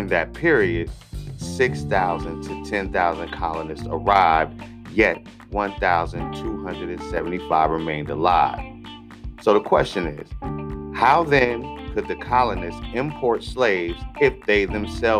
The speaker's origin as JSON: {"language": "English", "country": "United States"}